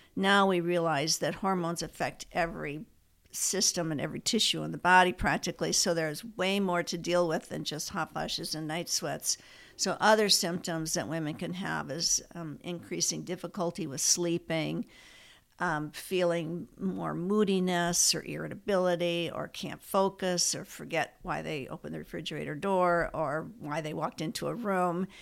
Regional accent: Ann Arbor, Michigan, United States; moved away as an adult; also born or lived in Minnesota; now in Fresno, United States; I grew up in Ann Arbor, Michigan

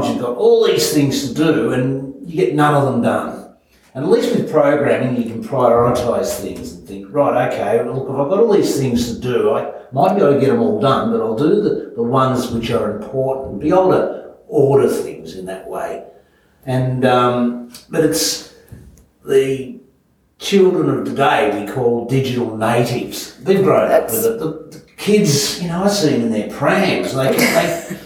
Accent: Melbourne, Victoria, Australia; moved away; I was born in Melbourne and just grew up with my dad

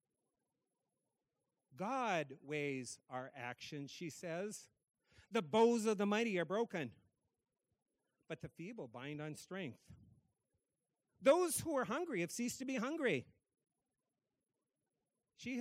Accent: North Dakota, United States; now in Massachusetts, United States; I grew up in North Dakota. I live in Massachusetts

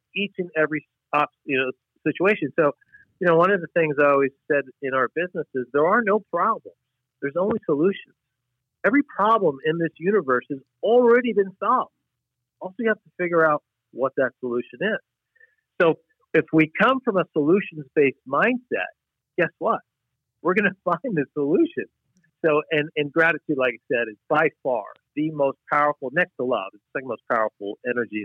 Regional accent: New York, United States; moved away as an adult; now in Wisconsin, United States; I'm from New York originally.

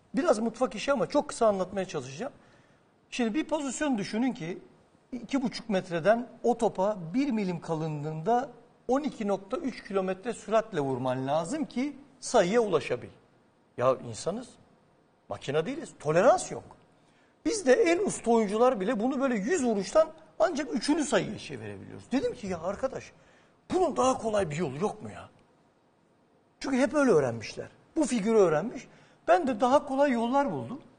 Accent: Adapazarı, Sakarya, Turkey; Ben Adapazarlıyım

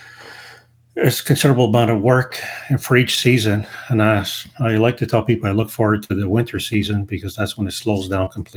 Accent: Toronto, Ontario, Canada; also born or lived in Montreal, Quebec; now in Ottawa, Canada; So my upbringing was mostly in Toronto and the city of Montreal and Canada.

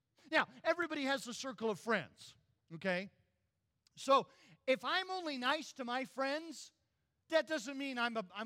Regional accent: South Carolina, United States; When I was a boy growing up in South Carolina

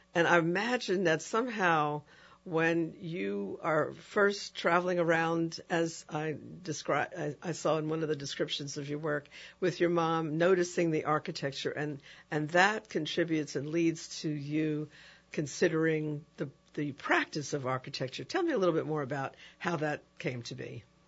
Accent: New York City, New York, United States; moved away as an adult; also born or lived in Ithaca, New York / Manhattan; now in New Orleans, United States; I grew up in New York, in a city where it's intense architecture

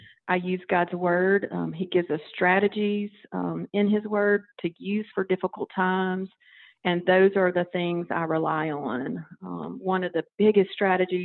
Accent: Louisville, Mississippi, United States; I grew up in Louisville, Mississippi, a small town in the middle of the state.

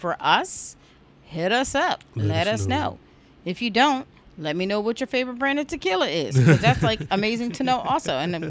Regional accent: New Jersey, United States; We're from Jersey.

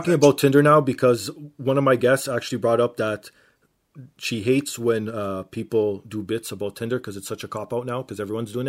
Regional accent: Canada; I'm Canadian.

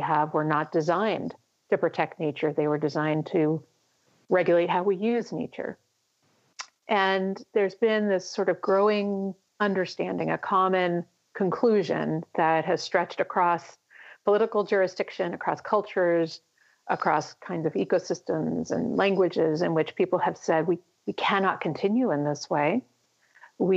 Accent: United States; my home country of the United States

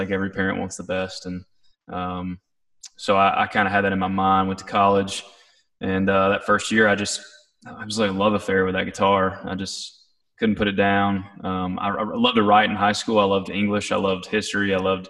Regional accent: East Tennessee, United States; I grew up in East Tennessee

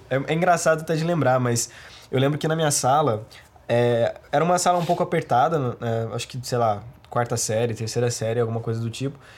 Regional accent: Pouso Alegre, Minas Gerais, Brazil; eu sou de Minas, sou tá. de Pouso Alegre, é uma cidade de Minas. É, mais um, um, um empecilho, né? Uma cidade muito pequena

